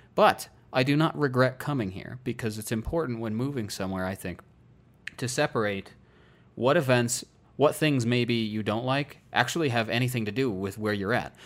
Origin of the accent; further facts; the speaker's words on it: Iowa, United States; moved away as an adult; now in Colorado, United States; I wanted to not turn thirty in my home state